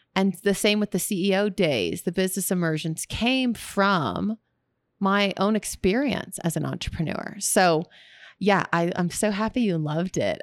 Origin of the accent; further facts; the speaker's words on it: Texas, United States; moved away; also born or lived in California; I'm from Texas